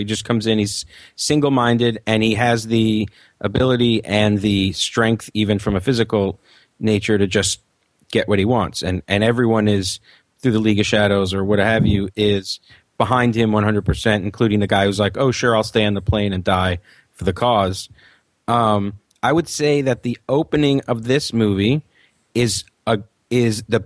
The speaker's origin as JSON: {"language": "English", "region": "New York", "country": "United States", "said": "being a New Yorker"}